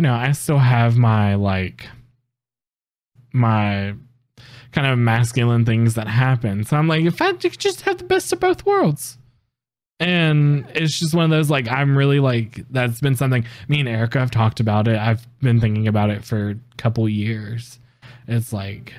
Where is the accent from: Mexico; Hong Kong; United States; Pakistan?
United States; the South; we're down in the South